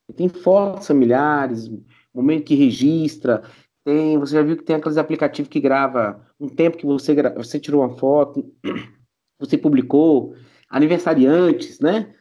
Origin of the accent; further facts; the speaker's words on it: Brazil; nós como brasileiros